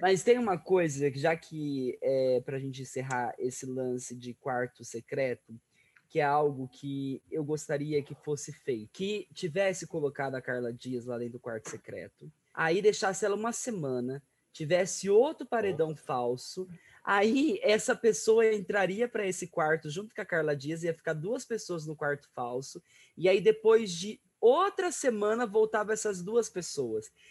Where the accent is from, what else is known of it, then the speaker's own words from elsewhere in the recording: Araçatuba, São Paulo, Brazil; a cidade de Aracatuba, cidade onde eu nasci. Minha cidade inteira